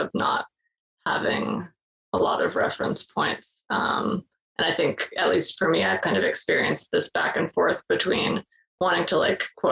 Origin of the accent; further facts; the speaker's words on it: Boston, Massachusetts, United States; I'm from Boston area